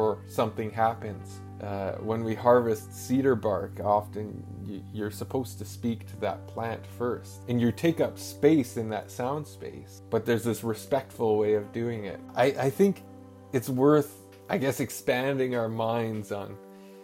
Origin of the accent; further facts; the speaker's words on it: Hartley Bay, British Columbia, Canada; I come from the community of Hartley Bay, the Gitgat First Nation, which is a Tsimshian community